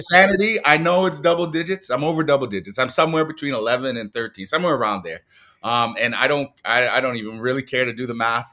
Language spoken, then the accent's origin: English; Toronto, Ontario, Canada; as a Black male growing up in Scarborough